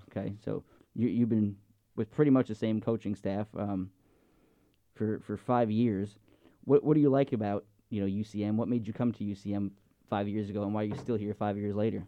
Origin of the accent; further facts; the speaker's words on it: Long Island, New York, United States; moved away; I grew up on Long Island